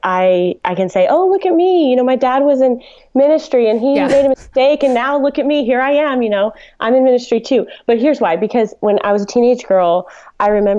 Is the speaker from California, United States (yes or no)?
no; Dallas, Texas, United States; I grew up in Dallas